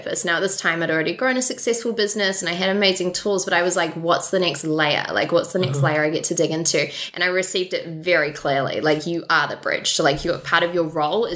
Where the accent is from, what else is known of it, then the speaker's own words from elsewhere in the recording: Auckland, New Zealand; growing up in Auckland, New Zealand